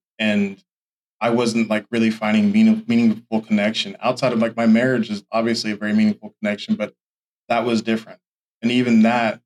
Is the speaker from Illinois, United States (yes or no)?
no; Oklahoma, United States; also born or lived in Chickasha / Tulsa; I'm initially from Oklahoma City, but I have not lived in the same spot at all. My earliest memories are of a little, like, I was born in Oklahoma City, but we lived in Chickasha early in my life.